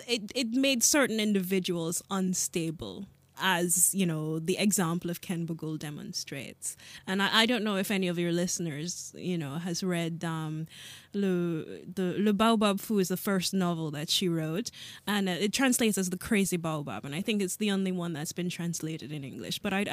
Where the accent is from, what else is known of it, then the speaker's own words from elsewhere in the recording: Jamaica; born there; I'm not African. I'm Jamaican by birth, and I've lived, well, too many places to mention here.